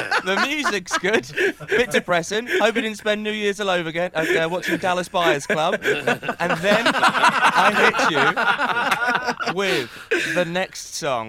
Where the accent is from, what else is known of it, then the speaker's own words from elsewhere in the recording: Liverpool, North West England, United Kingdom; accent: Liverpool; And I'm a massive Liverpool fan. You can tell by my accent.